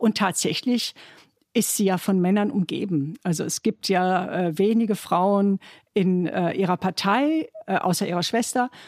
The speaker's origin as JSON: {"language": "German", "country": "Germany", "said": "mein Mann und ich, wir sind, er ist Italiener und ich bin Deutsche."}